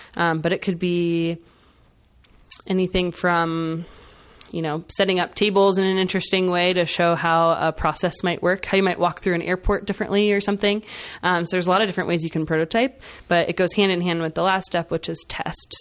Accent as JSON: {"language": "English", "town": "Schnecksville", "region": "Pennsylvania", "country": "United States", "tie": "born or raised there", "said": "I, um, am from the Lehigh Valley originally. I grew up in Schnexville"}